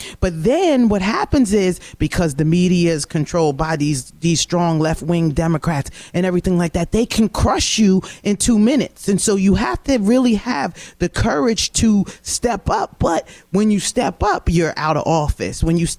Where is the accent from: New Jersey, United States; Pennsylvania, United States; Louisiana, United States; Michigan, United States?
New Jersey, United States; Cherry Hill; If I'm home in Cherry Hill, New Jersey, I was the only black person in this or that.